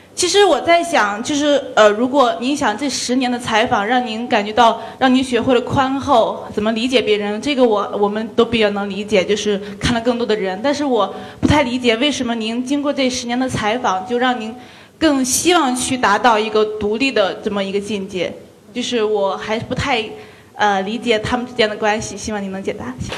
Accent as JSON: {"language": "Chinese", "town": "Datong", "region": "Shanxi", "country": "China", "said": "我也是山西的，我也是山西大同的"}